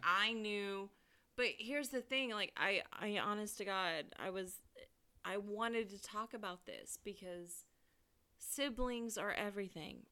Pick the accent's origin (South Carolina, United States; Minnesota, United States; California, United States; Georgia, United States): California, United States; now in St. Louis, United States; I was raised driving in California